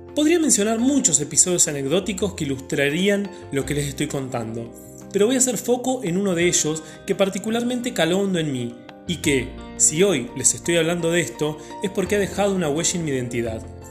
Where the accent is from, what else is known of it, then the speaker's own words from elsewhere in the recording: Argentina; Como ciudadanos argentinos, el término memoria nos lleva inequívocamente a lo ocurrido en la última dictadura militar